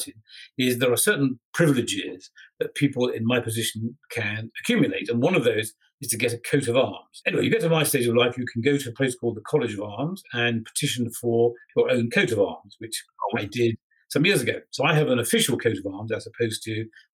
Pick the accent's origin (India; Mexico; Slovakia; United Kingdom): United Kingdom; England; I'm an Englishman